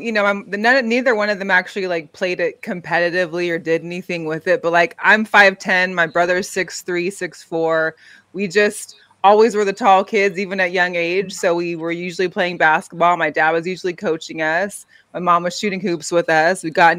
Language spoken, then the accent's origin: English; Seattle, Washington, United States; I'm from Seattle.